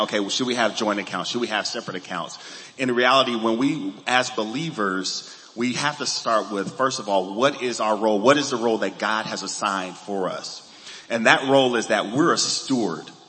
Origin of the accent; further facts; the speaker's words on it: Los Angeles, California, United States; I grew up in Los Angeles